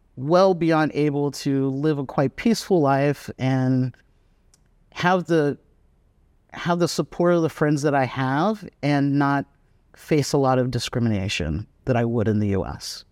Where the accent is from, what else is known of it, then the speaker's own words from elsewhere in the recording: United States; moved away as an adult; also born or lived in San Francisco; now in Vietnam; I'm American